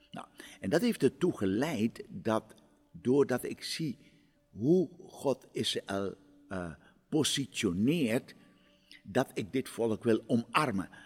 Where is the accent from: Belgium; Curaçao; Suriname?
Suriname; now in Amsterdam, Netherlands; ik ben in Suriname geboren en opgegroeid